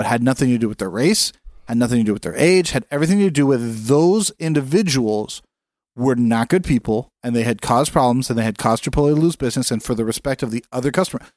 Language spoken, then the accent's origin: English; California, United States; As a Californian